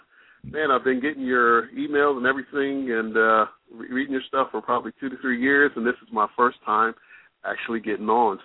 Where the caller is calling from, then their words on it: Columbus, Ohio, United States; I'm calling from Columbus, Ohio.